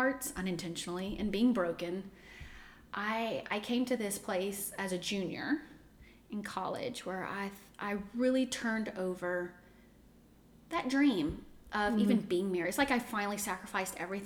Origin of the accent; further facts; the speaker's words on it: Chauvin, Louisiana, United States; also born or lived in Houma, Louisiana; I was born in Houma, but spent most of my life in Chauvin, which is down the bayou